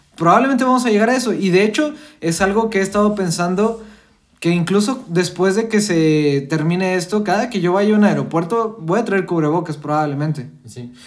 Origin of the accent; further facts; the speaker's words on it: Coahuila, Mexico; nosotros somos de Coahuila, estamos acostumbrados a los dinosaurios